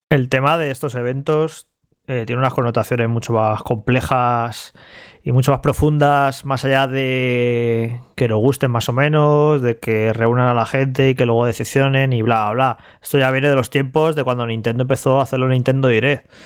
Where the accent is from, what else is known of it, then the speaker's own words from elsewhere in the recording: Madrid, Community of Madrid, Spain; de pequeño entrar unos recreativos en Madrid, yo juraría que fueron los de la vaguada